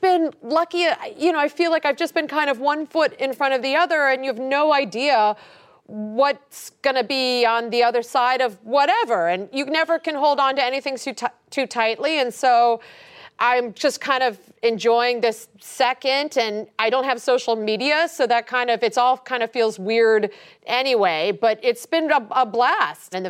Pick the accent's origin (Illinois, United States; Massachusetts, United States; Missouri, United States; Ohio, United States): Ohio, United States; moved away; I'm just from Ohio.